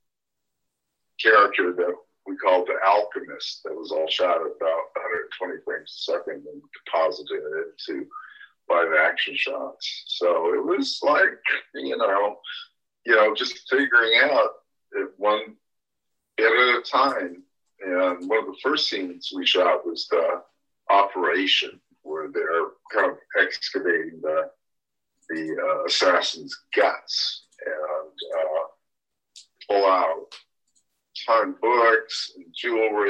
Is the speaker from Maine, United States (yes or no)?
no; Berkeley, California, United States; I grew up in the area I'm living right now, Berkeley, California. And then my parents moved to Southern California.